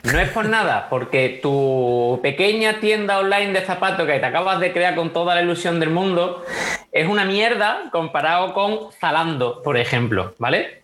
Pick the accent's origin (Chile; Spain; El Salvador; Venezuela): Spain; Huelva, Andalusia; also born or lived in America / Italy; soy de Huelva